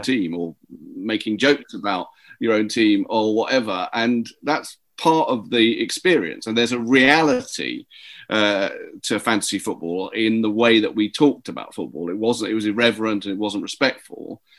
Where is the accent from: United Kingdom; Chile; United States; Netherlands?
United Kingdom; London; I grew up in Willesden and Cricklewood and that area